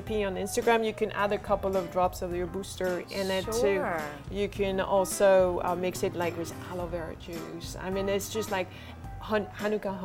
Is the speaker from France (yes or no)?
yes; France; moved away; I come from France